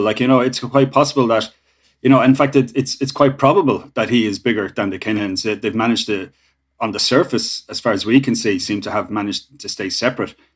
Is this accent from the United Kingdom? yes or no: no; Ireland